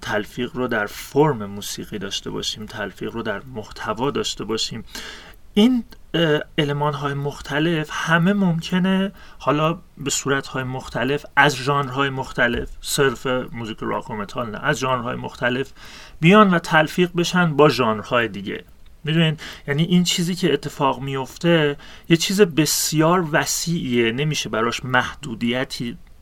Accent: Iran; منی که انسانی هم که در شرق زاده شدم در ایران زاده شدم

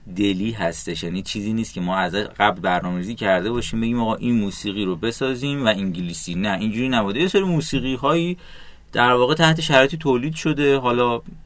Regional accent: Iran; ما چون ایرانی هستیم

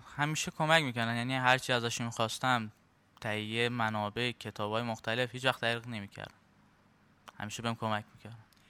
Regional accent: Ahvaz, Khuzestan, Iran

